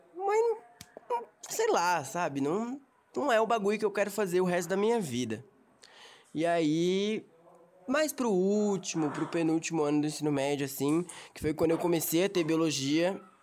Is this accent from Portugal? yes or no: no; São Bernardo do Campo, São Paulo, Brazil; also born or lived in São Caetano do Sul; eu sou de São Bernardo do Campo, moro no Riacho, eu tenho 19 anos, eu moro aqui em São Bernardo faz uns 6 anos já. Eu morava na verdade em São Caetano